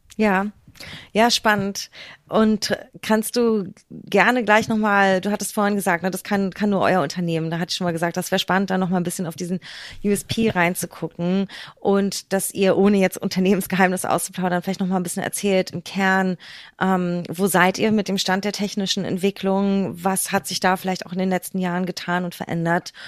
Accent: Berlin, Germany; born or raised there

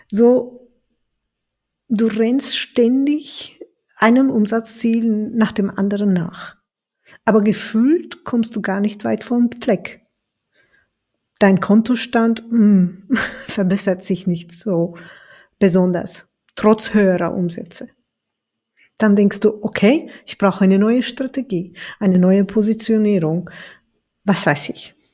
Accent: Turkey; das Schicksal ist nämlich für so viele Sachen zuständig in meiner Heimat, in der Türkei.

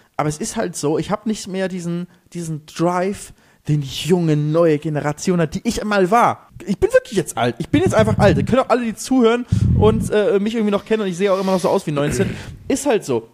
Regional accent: Germany; moved away as an adult; now in Mallorca, Spain; ich bin Deutscher

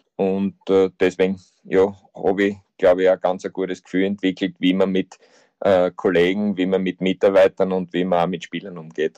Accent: Austria; bei uns in Österreich

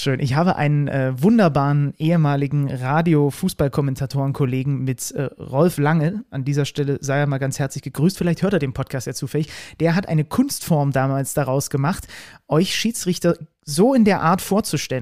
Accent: West Saxony, Germany; zwischen den Erzgebirglern und so den, den Zwickauern, so der Ecke, wo ich herkomme

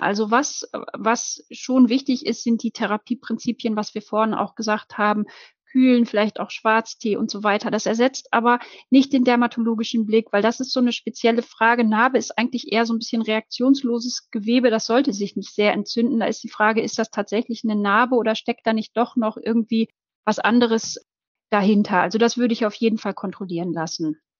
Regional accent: Germany; bei uns in Deutschland

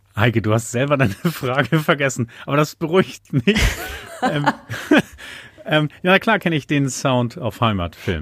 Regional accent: Uelzen district, Lüneburg Heath, Lower Saxony, Germany; first language German; also born or lived in Buxtehude; now in Schleswig-Holstein, Germany; ich bin alter Niedersachse. Es gibt die Stadt Buxtehude, da bin ich geboren. Und dann, weil meine Eltern dann einen Hof gekauft haben in der Lüneburger Heide, mit einem Jahr schon umgezogen in den Landkreis Uelzen in Niedersachsen, Lüneburger Heide, Ostheide. Und da bin ich schon aufgewachsen.

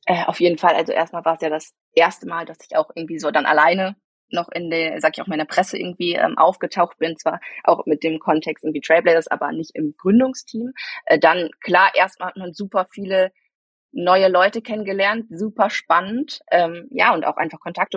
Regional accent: Bielefeld, North Rhine-Westphalia, Germany; also born or lived in Münster; aufgewachsen bin ich in Bielefeld äh, und geboren tatsächlich in Münster

